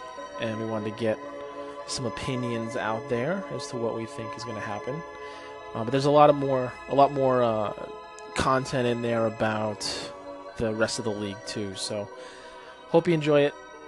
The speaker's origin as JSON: {"language": "English", "town": "Providence", "region": "Rhode Island", "country": "United States", "said": "all the way in Maryland, the Baltimore area, but we're both originally from New England, Providence, Rhode Island, and lifelong Patriots fans."}